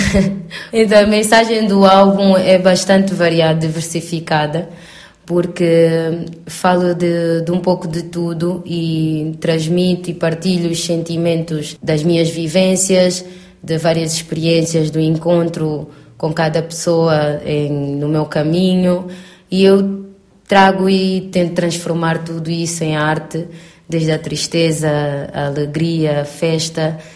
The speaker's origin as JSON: {"language": "Portuguese", "country": "Angola", "moved": "yes", "said": "vou voltar à minha terra"}